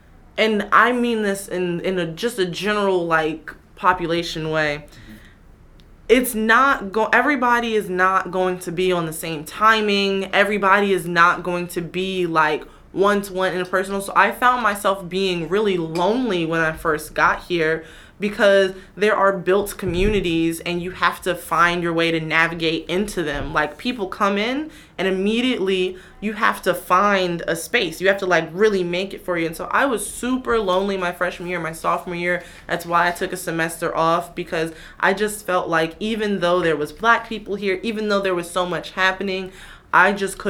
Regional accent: Queens, New York, United States; I am from Queens.

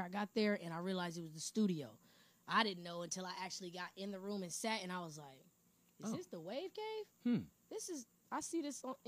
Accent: San Bernardino, California, United States; also born or lived in Indio, California; my hometown

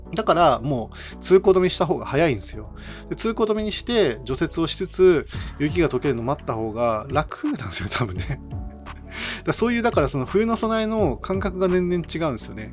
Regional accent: Niigata, Japan; now in Nagoya, Japan; 自分実はあの新潟出身

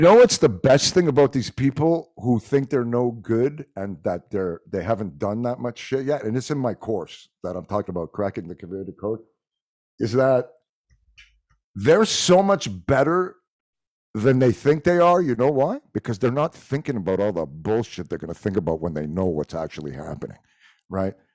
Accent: Montreal, Quebec, Canada; first language French; English is a second language; I'm from Montreal, so Quebec it's probably because my first language was French

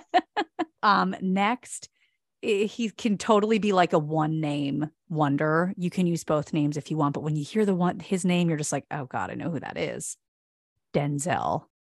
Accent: East Coast, United States; moved away; I'm from the East Coast

